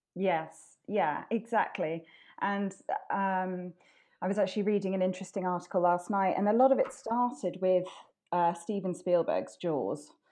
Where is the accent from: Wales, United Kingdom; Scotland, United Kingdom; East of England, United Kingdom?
Wales, United Kingdom; I grew up in Wales